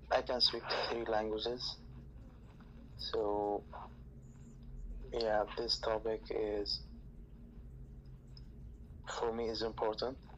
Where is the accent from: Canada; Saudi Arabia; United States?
Saudi Arabia; English is a second language; also born or lived in Egypt; now in United Kingdom; I'm, I'm originally from Saudi Arabia, half Saudi Arabian, half Egyptian.